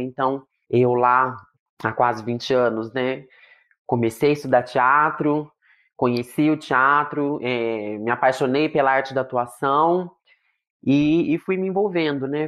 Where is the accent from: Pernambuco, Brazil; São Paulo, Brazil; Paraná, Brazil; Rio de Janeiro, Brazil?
São Paulo, Brazil; Marília; also born or lived in Londrina; Eu sou de Marília, hoje em dia moro em Marília de novo